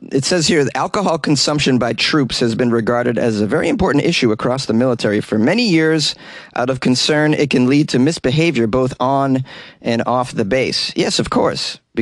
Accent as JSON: {"language": "English", "country": "United States", "said": "I'm an American."}